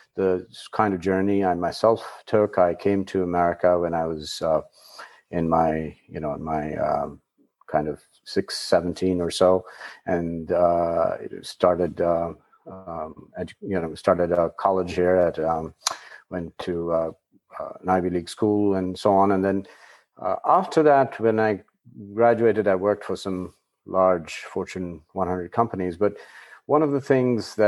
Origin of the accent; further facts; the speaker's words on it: India; I was born in India and grew up in a family which was likely somewhat unconventional